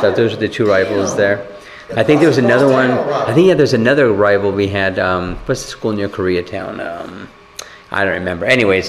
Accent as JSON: {"language": "English", "country": "Japan", "tie": "born there", "said": "Yeah, I was born in Japan, by the way."}